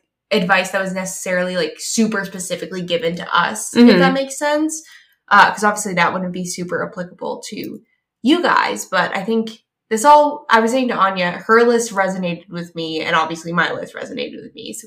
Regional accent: United States; We're American

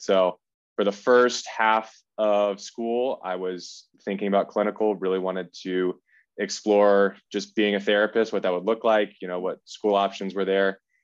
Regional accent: Kennesaw, Georgia, United States; I'm from Kennesaw, Georgia, which is about an hour north of Atlanta

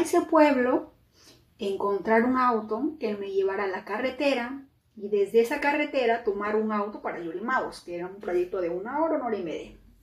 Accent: Peru; now in United States; soy de Perú

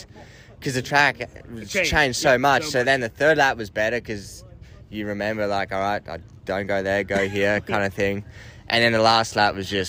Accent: Australia; I'm Australian

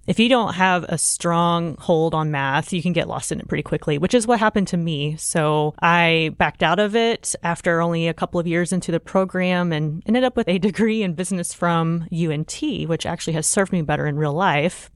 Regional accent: Oklahoma, United States; I grew up in Oklahoma, so first and foremost, growing up in Oklahoma, you're just prone to severe weather every year

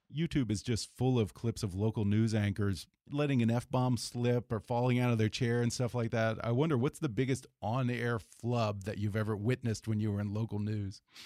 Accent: Houston, Texas, United States; growing up in Houston

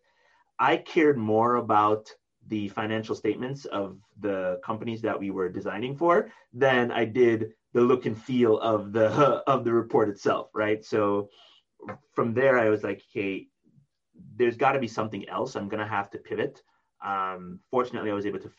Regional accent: Jamaica; moved away; I was from Jamaica

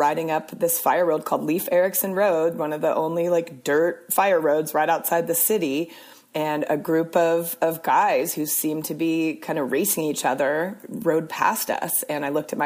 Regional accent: Portland, Oregon, United States; moved away as an adult; also born or lived in Arizona; I went to college in Arizona, but I grew up in Portland, Oregon

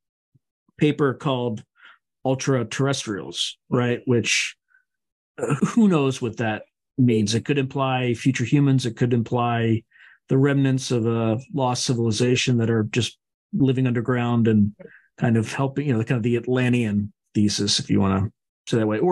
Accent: Delaware, United States; I grew up in Delaware.

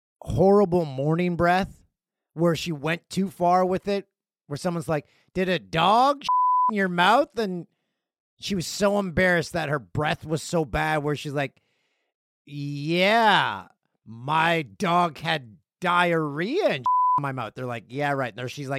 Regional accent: Canada; How, mm-hmm. if you go to an Olympics as a Canadian, you need to go to it.

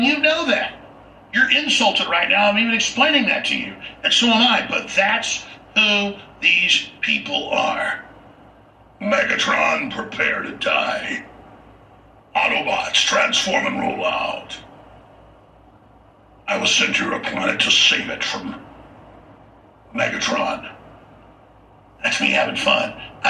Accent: United States; And I am an American

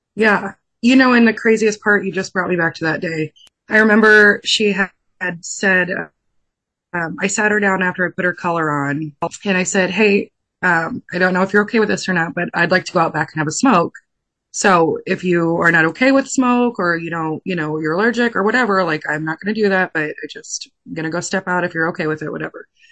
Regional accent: San Diego, California, United States; I'm from California, um, San Diego

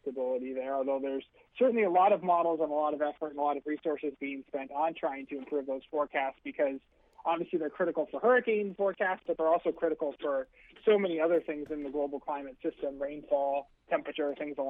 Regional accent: Massachusetts, United States; I grew up in Massachusetts

